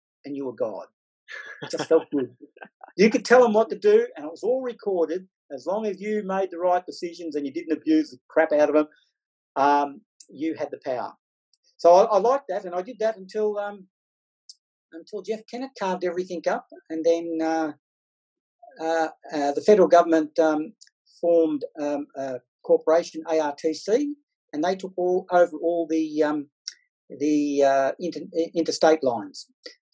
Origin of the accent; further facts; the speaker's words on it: Glenrowan, Victoria, Australia; I enjoyed growing up in Glen Rowan just as much as I've enjoyed working for the railways